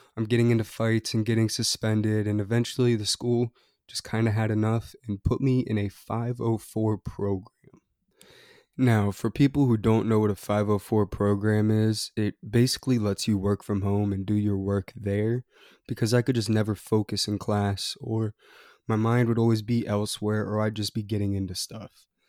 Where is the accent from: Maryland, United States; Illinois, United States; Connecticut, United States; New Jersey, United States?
Maryland, United States; Annapolis; I grew up in Annapolis, Maryland, a little city between Baltimore and D C